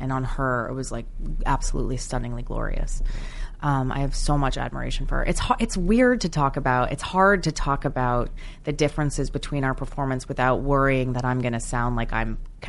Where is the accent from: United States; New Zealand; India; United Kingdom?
United States; New Jersey; Growing up in New Jersey, being obsessed with musical theater, I kind of had a slight British accent